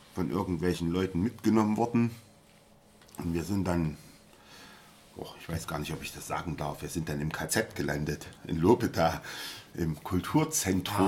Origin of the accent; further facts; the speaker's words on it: Jena, Thuringia, Germany; moved away; also born or lived in Munich; ich bin in Jena geboren und da gab es eigentlich nur Zeiss